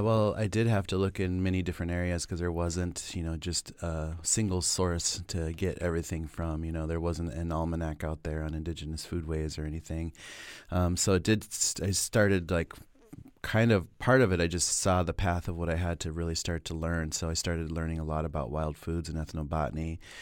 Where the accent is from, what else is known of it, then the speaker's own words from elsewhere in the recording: Pine Ridge, South Dakota, United States; moved away as an adult; also born or lived in Minneapolis; growing up on Pine Ridge and being, you know, a member of the Oglala Lakota